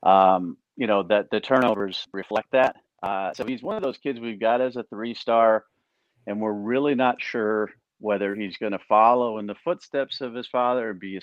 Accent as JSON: {"language": "English", "region": "Northeast", "country": "United States", "said": "I am from the Northeast, not a football hotbed"}